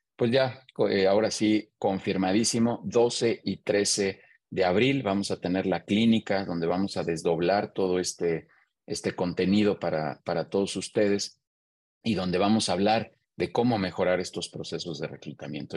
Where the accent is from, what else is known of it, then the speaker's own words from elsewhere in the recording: Mexico; soy mexicano